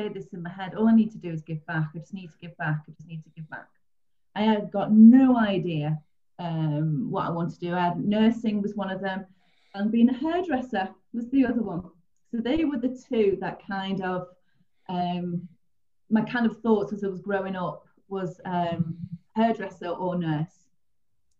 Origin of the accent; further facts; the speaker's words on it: St Helens, North West England, United Kingdom; I'm originally from St. Helens, so I worked in Ormskirk, worked in Liverpool, Warrington